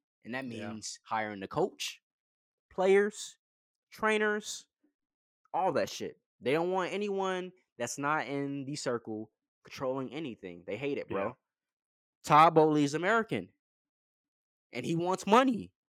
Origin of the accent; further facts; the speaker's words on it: England, United Kingdom; And being English, I can tell that you guys take this shit to heart.